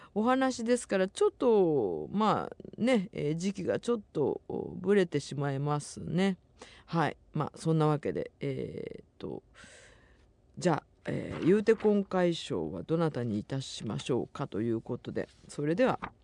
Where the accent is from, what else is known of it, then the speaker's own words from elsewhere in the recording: Nagasaki, Japan; accent: Nagasaki dialect; 長崎に私がいる時は長崎弁しか喋らない